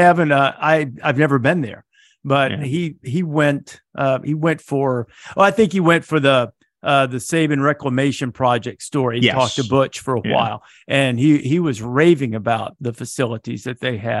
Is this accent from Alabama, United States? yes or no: yes; Muscle Shoals, Alabama, United States; I grew up in Northwest Alabama, where it was dry for quite some period of time.